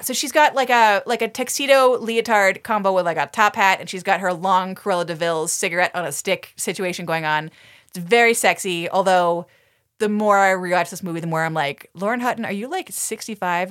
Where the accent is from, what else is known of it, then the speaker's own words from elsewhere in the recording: Toronto, Ontario, Canada; I am from Toronto.